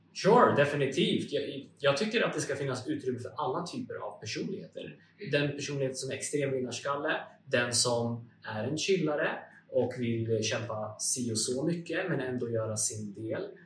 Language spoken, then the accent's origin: Swedish; Uppsala, Uppsala County, Sweden; Jag är ursprungligen från Uppsala